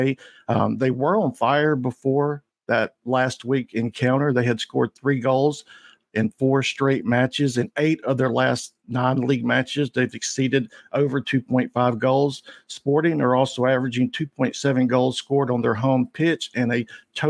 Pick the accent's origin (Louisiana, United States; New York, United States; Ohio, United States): Louisiana, United States; Shreveport; I'm from Shreveport, Louisiana.